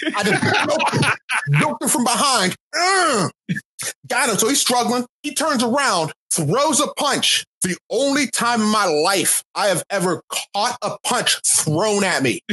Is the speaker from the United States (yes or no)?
yes; Pittsburgh, Pennsylvania, United States; also born or lived in Akron, Ohio; I'm from Pittsburgh and I was born in Akron. I have never lived in the South